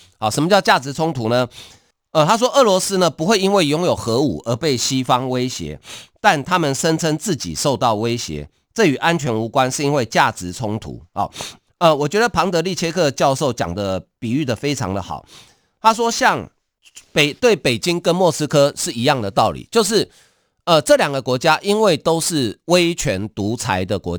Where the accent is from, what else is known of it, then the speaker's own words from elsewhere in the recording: Taiwan; 一个人，我们台湾人哈，那个人他不具名，他匿名。也就是说，我们台湾一个人捐的钱比你中国全国还多诶。